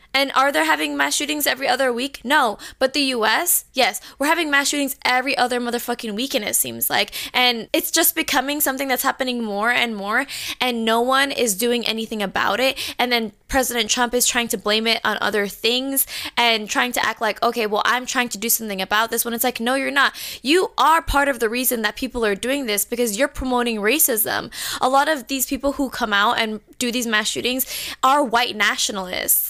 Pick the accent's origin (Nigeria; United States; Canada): United States; Orlando, Florida; we are from Orlando